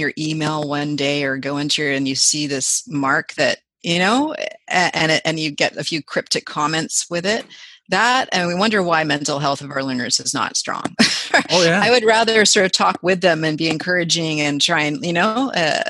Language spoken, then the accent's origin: English; Vancouver, British Columbia, Canada; I grew up in Vancouver